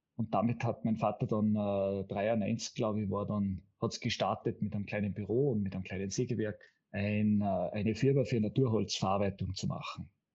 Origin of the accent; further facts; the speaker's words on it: Karwendel mountains, behind Innsbruck, Tyrol, Austria; hat im Karwendelgebirge, das ist, wo man, da kommt man nur von Deutschland rein, sozusagen an den hinter der Nordkette, hinter Innsbruck, hat er sein erstes Revier bekommen als jüngster Revierförster Österreichs. Und da haben wir in der Abgeschiedenheit und in der, ähm, sage ich jetzt einmal, sehr naturbelassenen Gegend bin ich aufgewachsen in den ersten sechs Jahren meines